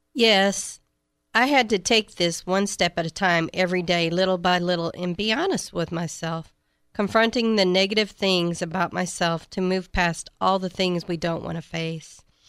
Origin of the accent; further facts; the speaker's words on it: Shiner, Texas, United States; I'm from Shiner, Texas